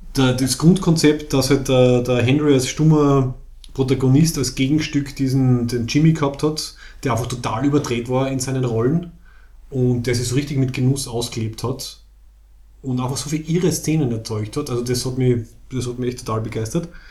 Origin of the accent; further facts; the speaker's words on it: Austria; Wir, wir sind ja quasi qualifiziert als Österreicher